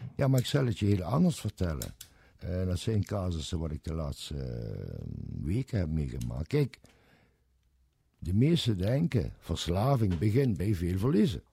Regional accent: Kerkrade, Limburg, Netherlands; accent: Limburgish; ik kom uit kerk, Kerkrade

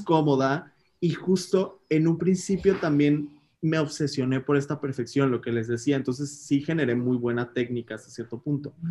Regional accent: Mexico; nosotros como mexicanos

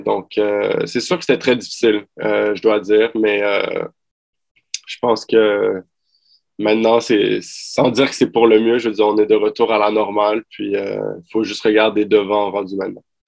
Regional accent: Montreal, Quebec, Canada; also born or lived in Ottawa; vu que je viens de Montréal, puis ma famille et mes amis, j'ai grandi là-bas

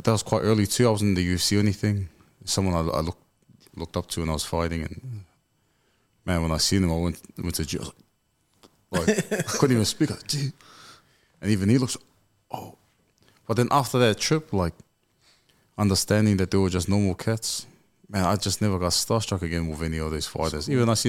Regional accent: Auckland, New Zealand; I'm the same as everyone used to play footy when I was from West Auckland. We played the South Side.

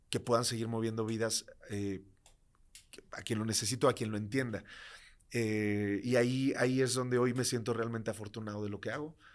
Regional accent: Tlaxcala, Mexico; aunque obviamente soy ultra orgulloso de ser de Tlaxcala, eh, también soy ultra orgulloso de ser mexicano

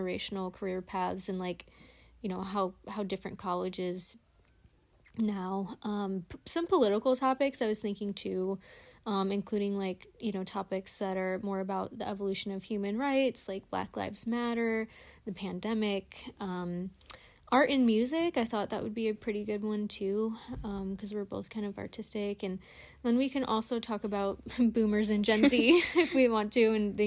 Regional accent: Flint, Michigan, United States; now in Georgia, United States; I grew up in Michigan

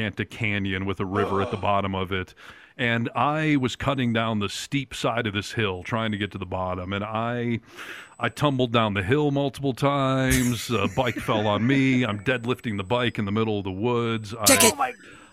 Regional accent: Michigan, United States; now in Sierra Nevada, United States; growing up in Michigan

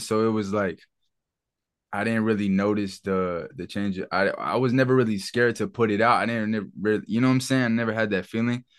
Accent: Charlotte, North Carolina, United States; growing up in Charlotte as, as a teen, bro, I, we grew up in a fucking, in the city

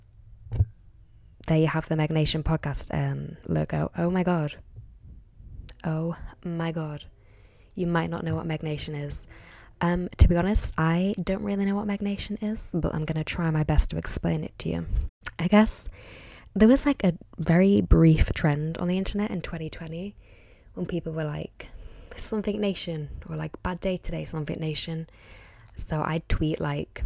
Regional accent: Liverpool, North West England, United Kingdom; moved away as an adult; now in London, United Kingdom; I'm from Liverpool originally, well, just outside, and now I live in London

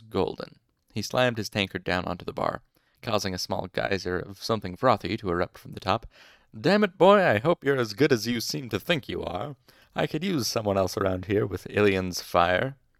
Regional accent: Utah, United States; I'm, I'm from Utah

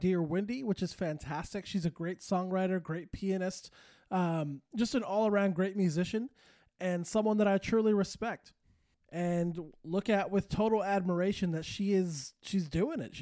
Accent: Santa Fe, New Mexico, United States; moved away; also born or lived in California; I was born and raised in Santa Fe, New Mexico

